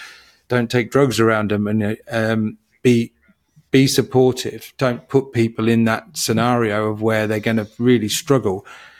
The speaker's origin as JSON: {"language": "English", "region": "England", "country": "United Kingdom", "tie": "born or raised there", "said": "But, you know, growing up in England in the 70s, I had this masking to be around people"}